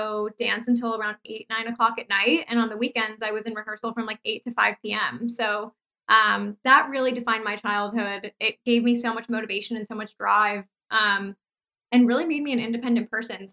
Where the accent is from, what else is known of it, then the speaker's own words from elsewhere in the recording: Los Angeles, California, United States; moved away as an adult; also born or lived in New York; I grew up in Los Angeles. I moved to New York when I was 18